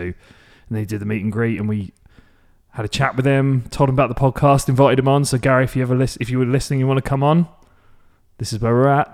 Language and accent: English; Maidstone, South East England, United Kingdom; my hometown of Maidstone